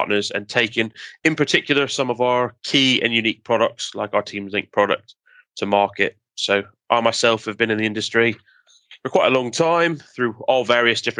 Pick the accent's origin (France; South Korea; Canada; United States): Canada; being Canadian